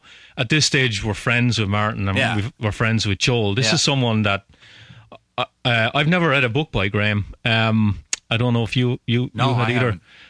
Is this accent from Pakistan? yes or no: no; Ireland